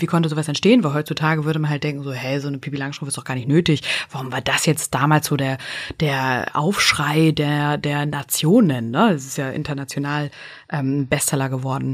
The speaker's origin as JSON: {"language": "German", "region": "Northern Germany", "country": "Germany", "accent": "North German", "said": "mit unserem norddeutschen Dialekt"}